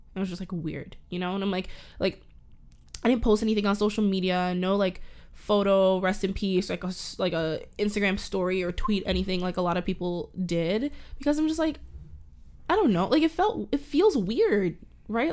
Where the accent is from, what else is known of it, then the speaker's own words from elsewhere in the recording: Canada; accent: Canadian; I'm a Canadian, I live in Canada